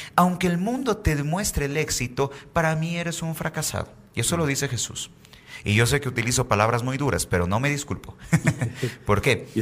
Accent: Bolivia; tenemos en Bolivia

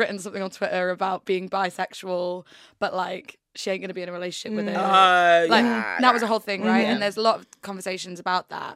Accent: York, Yorkshire and the Humber, United Kingdom; now in London, United Kingdom; I kind of moved to London, because I'm from York, which is tiny

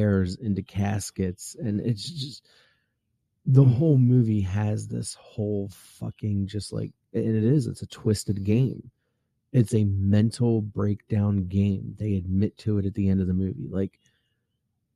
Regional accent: United States; accent: Philly; we technically have a Philly accent

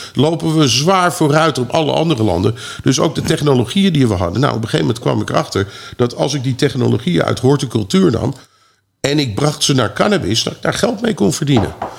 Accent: Netherlands; moved away as an adult; also born or lived in California; ik heb als Nederlander heb ik echt de American Dream kunnen meemaken

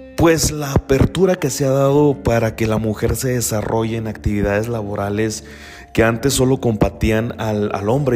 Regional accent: Mexico; soy mexicano, y desafortunadamente como tal, eh, vivimos en una sociedad machista, eh, yo provengo de un pueblo

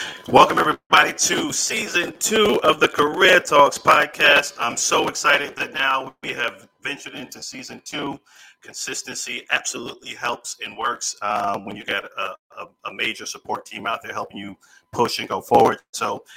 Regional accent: New York, United States; I'm originally from New York

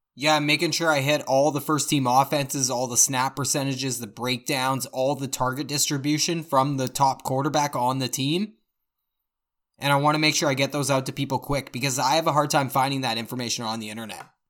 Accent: Victoria, British Columbia, Canada; we're all from Victoria, B C, so we all live on Vancouver Island

